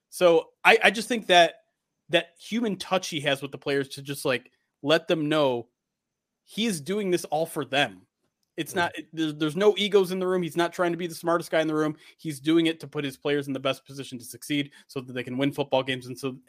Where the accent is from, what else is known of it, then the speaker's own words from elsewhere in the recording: Detroit, Michigan, United States; I mean, I was born and raised in Michigan in the Detroit metro area. So born and bred, I'm 36 years old now.